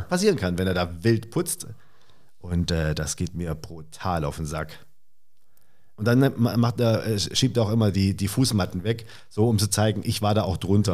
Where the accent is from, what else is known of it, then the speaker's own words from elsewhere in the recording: Swabia, Baden-Württemberg, Germany; also born or lived in Stuttgart; now in Berlin, Germany; Ich bin ja ursprünglich aus dem Süden Deutschlands.